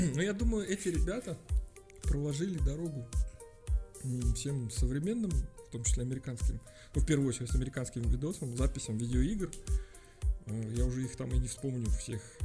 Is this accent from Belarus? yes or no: yes; Minsk, Belarus; когда говорил откуда ты, я говорил из Минска